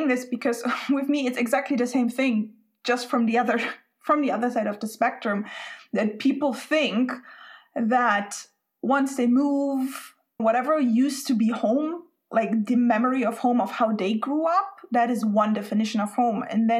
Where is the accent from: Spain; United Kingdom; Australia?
Spain; English is a second language; now in Sweden; but I'm Spanish, I grew up in Spain, and now I live in Sweden.